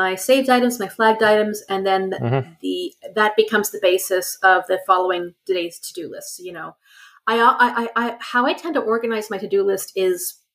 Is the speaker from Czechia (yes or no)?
no; Canada; I have enough French because I'm Canadian